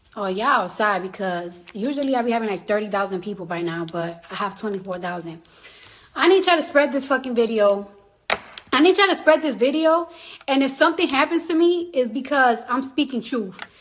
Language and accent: English; New York City, New York, United States; moved away as an adult; now in New Jersey, United States; I'm from the Bronx